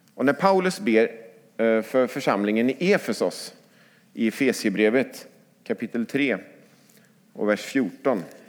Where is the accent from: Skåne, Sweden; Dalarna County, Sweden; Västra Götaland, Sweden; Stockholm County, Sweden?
Västra Götaland, Sweden; Lidköping; now in Skövde, Sweden; i Lidköping, där jag växte upp